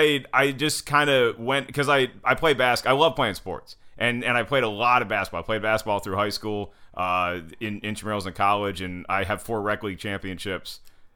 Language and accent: English; Winston-Salem, North Carolina, United States; We never lived overseas, but I was born in Winston-Salem, North Carolina. And I went to school in Winston-Salem, North Carolina.